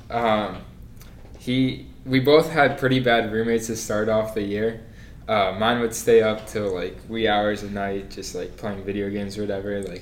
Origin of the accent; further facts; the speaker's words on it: New Jersey, United States; moved away as an adult; now in Miami, United States; originally from New Jersey. Um, 45 minutes from New York.